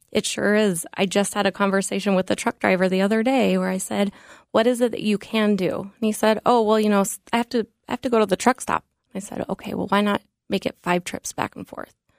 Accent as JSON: {"language": "English", "town": "Denver", "region": "Colorado", "country": "United States", "tie": "born or raised there", "moved": "yes", "said": "I grew up in Denver, Colorado"}